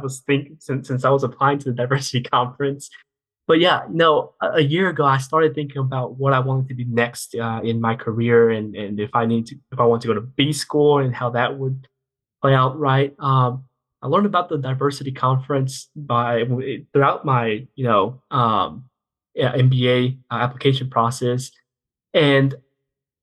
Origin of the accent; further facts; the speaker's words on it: Georgia, United States; I grew up in Georgia